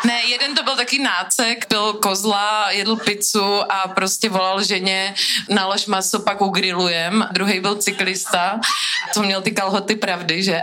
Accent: Brno, South Moravian Region, Czechia; jsem z Brna

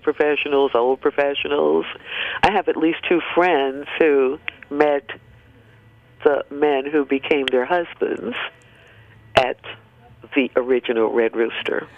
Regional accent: New York City, New York, United States; when I grew up in Harlem

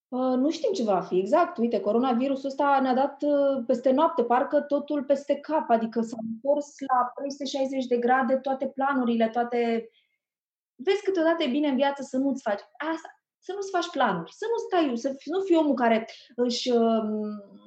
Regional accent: Tulcea, Tulcea County, Romania; moved away; m-am născut în Tulcea, era un orășel pe vremea, acum s-a mai extins era orașul meu natal

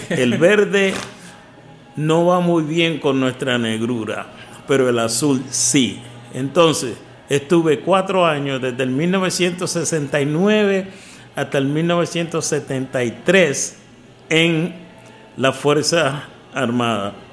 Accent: Río Piedras, Puerto Rico; also born or lived in New York; now in Washington, United States; yo nací en Nueva York y estuve cuatro años allá y mi mamá, a los cuatro años de estar viviendo allá, decidió mudarse a, al barrio Amparo de Río Piedras, Puerto Rico.

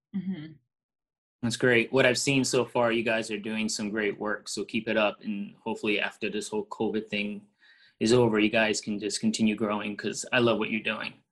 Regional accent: New York City, New York, United States; I'm from Brooklyn

